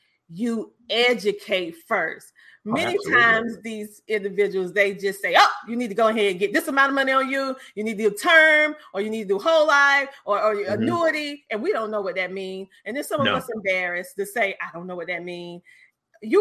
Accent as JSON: {"language": "English", "region": "the South", "country": "United States", "tie": "born or raised there", "said": "growing up in the South"}